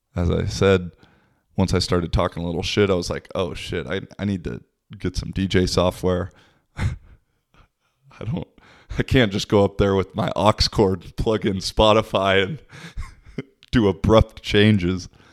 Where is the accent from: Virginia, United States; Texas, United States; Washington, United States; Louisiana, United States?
Washington, United States; Seattle; moved away as an adult; also born or lived in Portugal / Spain / Poland / Czech Republic; now in Kuopio, Finland; I'm originally from Seattle, but I've lived in Europe the last six years or so.